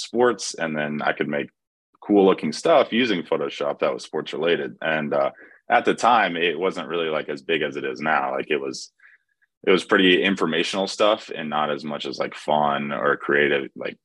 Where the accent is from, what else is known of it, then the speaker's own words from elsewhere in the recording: Cullowhee, North Carolina, United States; I grew up in Western North Carolina, about an hour west of Asheville. If you know where Western Carolina University is, Colowee, that's where I'm from.